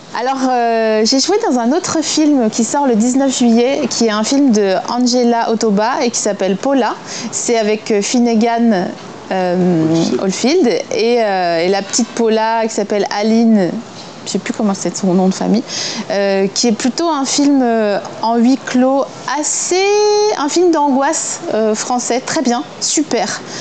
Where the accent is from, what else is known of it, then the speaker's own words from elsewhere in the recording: eastern France, France; je viens de l'Est de la France, un endroit qui était très éloigné de toutes les mixtapes et tous les EP euh, qui pouvaient se passer en Paris ou en région parisienne. Et on avait accès au rap via nos radios locales